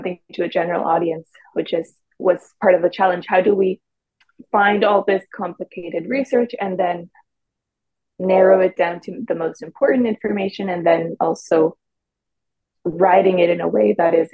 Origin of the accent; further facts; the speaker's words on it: Mexico; moved away as an adult; also born or lived in Waterloo, Canada; now in Toronto, Canada; I'm originally from Mexico. So I'm a Mexican who came to Canada for her studies at the University of Waterloo a few years ago